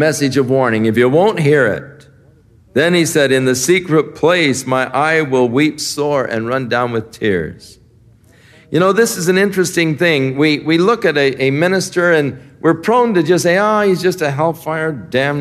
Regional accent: United States; I'm from the U.S.

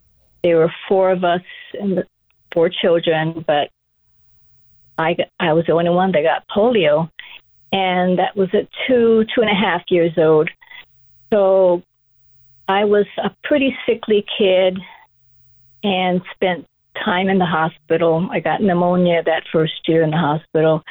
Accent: Kailua, Hawaii, United States; also born or lived in Honolulu; growing up in rural Kailua

